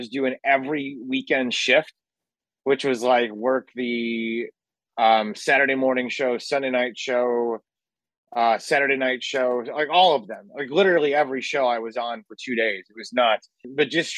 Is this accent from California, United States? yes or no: no; Chicago, Illinois, United States; moved away as an adult; also born or lived in Murfreesboro, Tennessee / Nashville, Tennessee; and then went to college at Middle Tennessee State from the Chicagoland area, which was a massive cultural jump to go from Chicagoland to Murfreesboro.